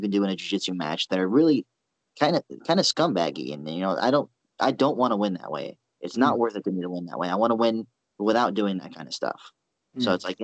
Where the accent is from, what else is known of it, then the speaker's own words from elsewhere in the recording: United States; I'm an American.